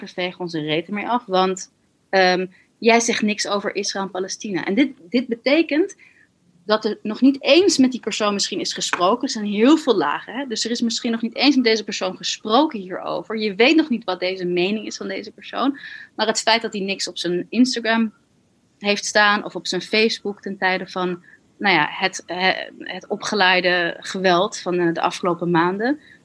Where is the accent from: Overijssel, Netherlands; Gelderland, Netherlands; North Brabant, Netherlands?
Gelderland, Netherlands; Tiel; moved away; toen we in Tiel woonden, waar ik ook ben geboren